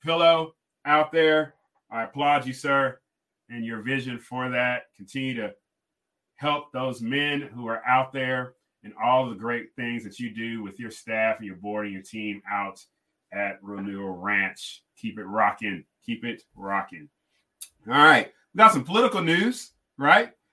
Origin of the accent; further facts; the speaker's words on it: Kentucky and California, United States; moved away as an adult; now in Faulkner County, Arkansas, United States; I grew up in Kentucky and California